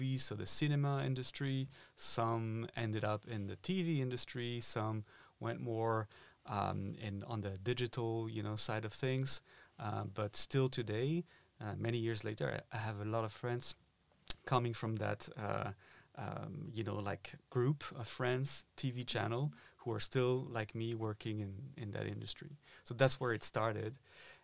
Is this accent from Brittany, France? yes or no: no; Paris, Île-de-France, France; moved away as an adult; now in Berlin, Germany; I am originally from Paris in France. I was born and raised there, and I've been living in Berlin for about 6 or 7 years now.